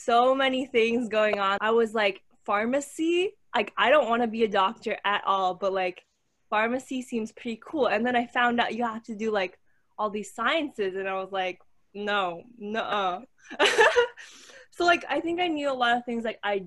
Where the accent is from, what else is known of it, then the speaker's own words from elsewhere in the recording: Canada; I was born and raised in Canada.